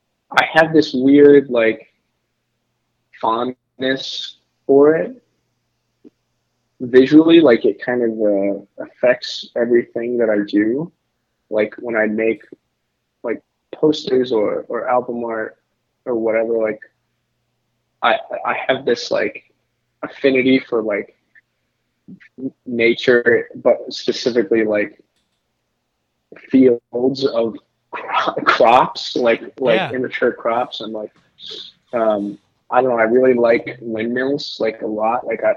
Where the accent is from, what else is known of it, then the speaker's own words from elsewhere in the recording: Piedmont, Oklahoma, United States; moved away as an adult; now in Minneapolis, United States; I grew up in a weird, like, very suburban and also very rural, like, farming community town in central Oklahoma, like 20 minutes northwest of Oklahoma City, called Piedmont.